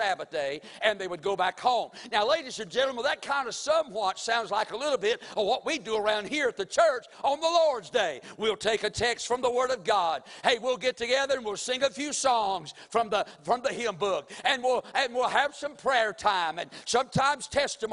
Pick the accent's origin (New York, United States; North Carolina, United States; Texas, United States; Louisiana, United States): North Carolina, United States; Mount Airy; now in Winston-Salem, United States; Now, my hometown is Mount Airy, North Carolina. I was born there in the hospital, and I was raised up in Mount Airy, North Carolina, for for 24 years of my life